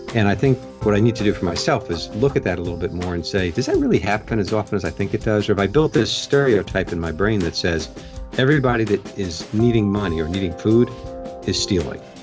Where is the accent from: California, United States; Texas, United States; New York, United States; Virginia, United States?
New York, United States; Long Island; now in Pennsylvania, United States; I grew up on Long Island.